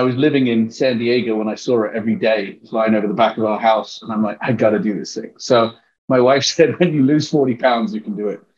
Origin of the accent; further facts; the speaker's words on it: England, United Kingdom; accent: English; first language English; moved away as an adult; also born or lived in Texas; now in United States; I'm from England